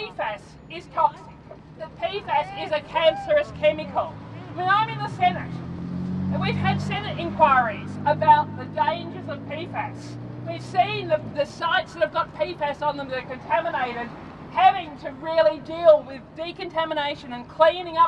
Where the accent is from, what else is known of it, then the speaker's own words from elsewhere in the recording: Altona, Victoria, Australia; also born or lived in Footscray; born and bred in the West. Grew up in Altona, have lived in Footscray for the last 30 years.